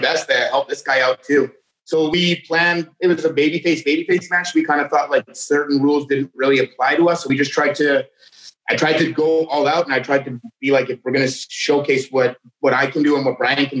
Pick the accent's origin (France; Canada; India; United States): Canada; I'm from Canada